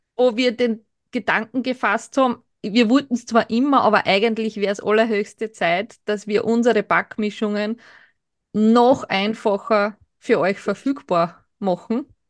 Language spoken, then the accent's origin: German; Burgenland, Austria; als Burgenländer kennt man halt schon dann auch im südlichen, in der südlichen Gegend diese Thermenregionen, weil es für uns jetzt nicht extrem weit weg ist